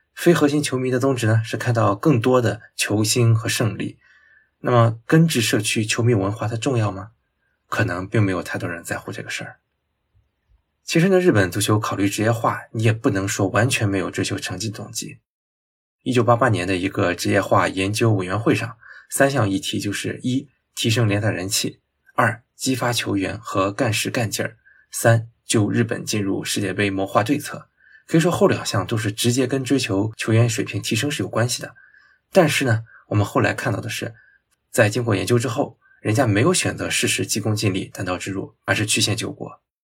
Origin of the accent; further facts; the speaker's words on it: China; 我们中国人经常习惯的做法是折中